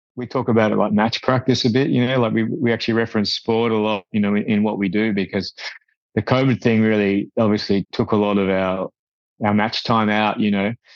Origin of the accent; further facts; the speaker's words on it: Australia; we're a small country. We're a long way, we're a hell of a long way from you guys and from, and from, you know, the UK and Europe